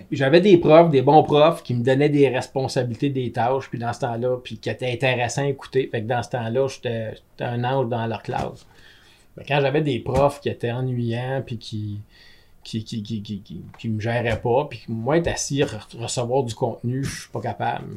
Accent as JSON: {"language": "French", "town": "Gatineau", "region": "Quebec", "country": "Canada", "tie": "born or raised there", "also_born_or_lived": "Germany", "said": "j'étais un Gatinois comme vous autres, mais moi, je suis allé un an en Allemagne"}